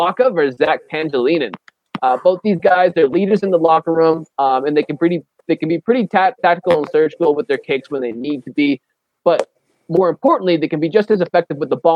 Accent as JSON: {"language": "English", "town": "Boston", "region": "Massachusetts", "country": "United States", "tie": "born or raised there", "said": "from my hometown"}